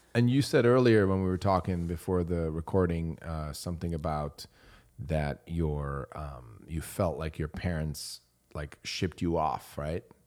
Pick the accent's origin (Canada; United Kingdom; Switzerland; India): Switzerland; moved away; I grew up in Switzerland.